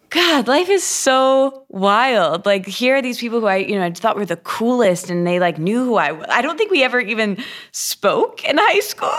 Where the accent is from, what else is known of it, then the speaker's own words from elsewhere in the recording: Michigan, United States; moved away; I grew up in Michigan in a, a small college town.